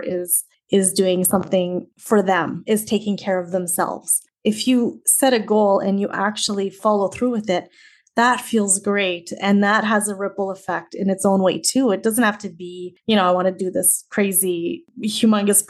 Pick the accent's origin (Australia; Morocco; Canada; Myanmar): Canada; also born or lived in Saskatchewan; I am from Canada. I live in the Canadian prairies in the province of Saskatchewan